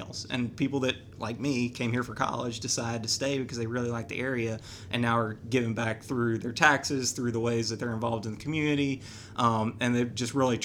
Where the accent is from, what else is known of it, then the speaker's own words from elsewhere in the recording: Louisville, Kentucky, United States; moved away as an adult; now in Raleigh, United States; I'm actually originally from Louisville, Kentucky